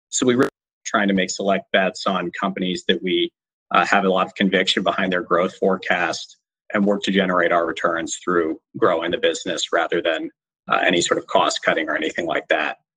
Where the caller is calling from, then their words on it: San Francisco, California, United States; I am in San Francisco. So, one of the first places to shelter in place in the US